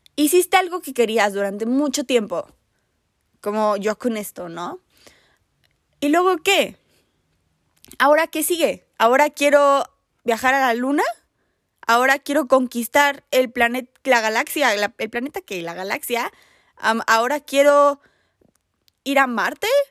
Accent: Mexico City, Mexico; yo soy de la Ciudad de México

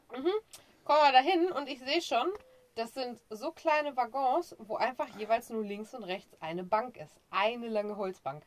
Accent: Germany; bei uns in Deutschland

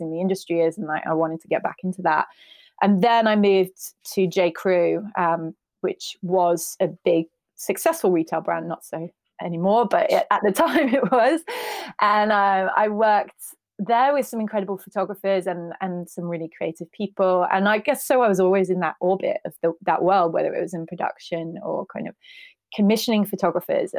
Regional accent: Birmingham, West Midlands, United Kingdom; I'm originally from Birmingham, and my dad was actually a photographer. So when we were growing up, we had a dark room in the attic

